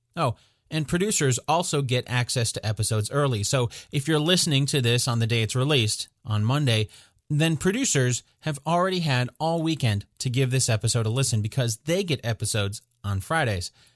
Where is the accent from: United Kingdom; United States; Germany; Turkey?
United States; I am an American